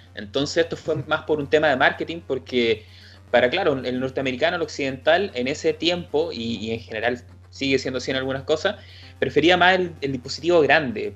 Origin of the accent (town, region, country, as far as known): Chile